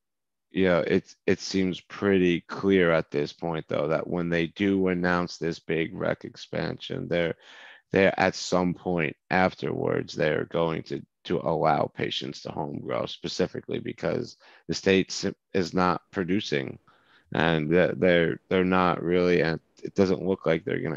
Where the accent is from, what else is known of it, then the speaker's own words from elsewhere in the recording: Manasquan, New Jersey, United States; also born or lived in Virginia; I'm from a small beach town called Manasquan